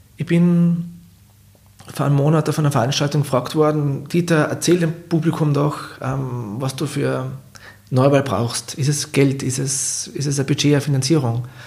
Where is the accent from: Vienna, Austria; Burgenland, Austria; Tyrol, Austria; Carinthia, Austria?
Carinthia, Austria; Klagenfurt; born or raised there